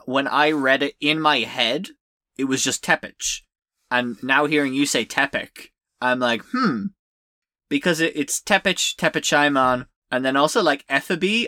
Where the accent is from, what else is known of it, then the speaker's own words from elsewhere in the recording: Ireland; as an Irish person whose country has suffered